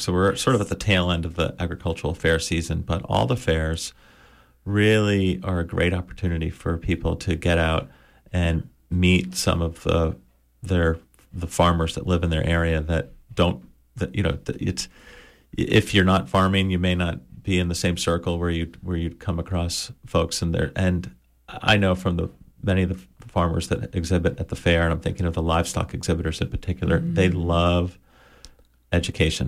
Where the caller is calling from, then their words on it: Little Deer Isle, Maine, United States; I'm calling from Little Deer Isle.